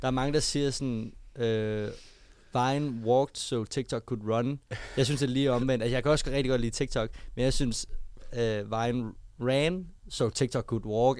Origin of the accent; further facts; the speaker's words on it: Copenhagen, Capital Region of Denmark, Denmark; jeg kommer sådan der som rigtig københavner